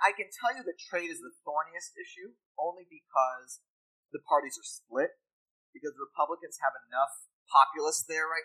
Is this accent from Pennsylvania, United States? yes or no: yes; Pittsburgh, Pennsylvania, United States; I'm from Pittsburgh